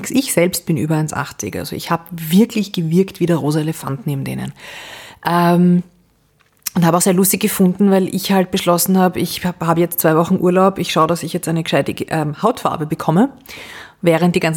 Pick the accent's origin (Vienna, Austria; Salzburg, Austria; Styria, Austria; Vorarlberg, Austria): Vienna, Austria; Ich bin ähm, Wienerin